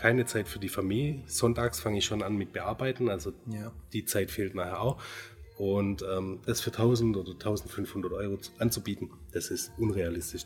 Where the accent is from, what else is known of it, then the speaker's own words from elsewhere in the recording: Göppingen, Baden-Württemberg, Germany; ich komme aus Göppingen, bin 42 Jahre alt